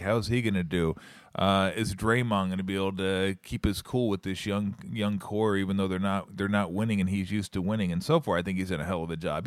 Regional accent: Southern California, United States; now in Alameda, United States; growing up in Southern California

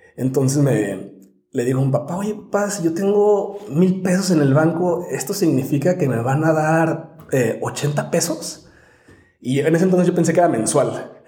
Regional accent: Morelia, Michoacán, Mexico; also born or lived in San Diego; now in Mexico City, Mexico; yo soy de Morelia, Michoacán

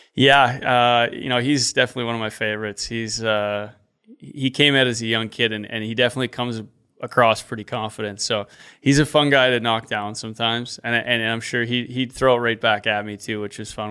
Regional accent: Regina, Saskatchewan, Canada; the Pats, my hometown, my home team.

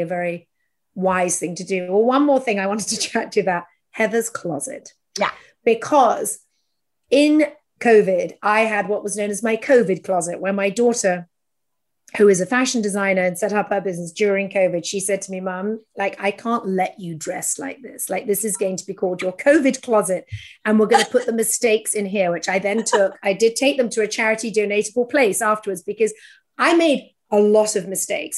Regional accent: United Kingdom; now in United States; as a Brit in America

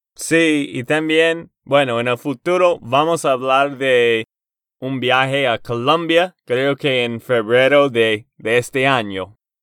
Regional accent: Texas, United States; de Texas, Estados Unidos

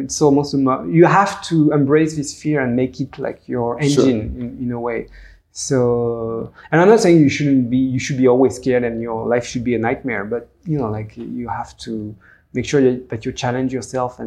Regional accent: France; English is a second language; this French little guy

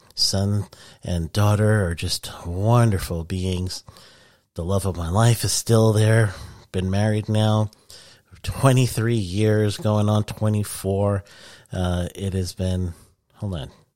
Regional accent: New York City, New York, United States; I'm from Queens, New York.

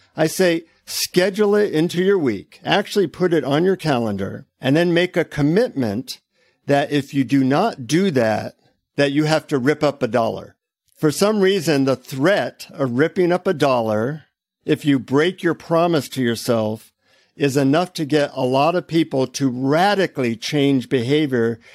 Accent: United States; from the United States.

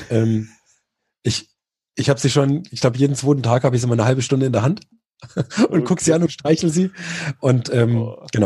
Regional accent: Murnau, Bavaria, Germany; bei uns in Murnau, also da, wo ich herkomme

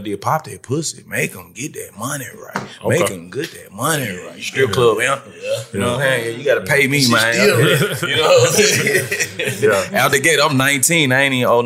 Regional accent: Memphis, Tennessee, United States; also born or lived in Atlanta; it started for me in Memphis out the gate

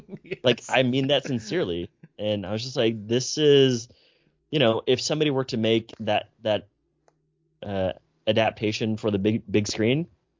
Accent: United States; me being Asian American

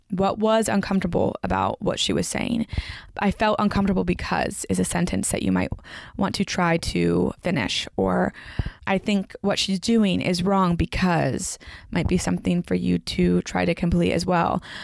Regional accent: Franklin, Tennessee, United States; the Franklin Theater in my hometown where I grew up

